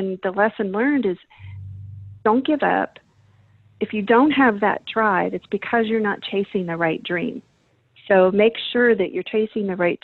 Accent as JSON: {"language": "English", "town": "Baltimore", "region": "Maryland", "country": "United States", "tie": "born or raised there", "said": "I grew up in Baltimore City, Maryland"}